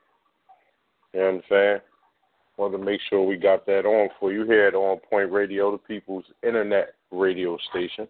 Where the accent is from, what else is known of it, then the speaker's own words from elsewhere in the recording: Philadelphia, Pennsylvania, United States; I was raised at 1936 North 32nd Street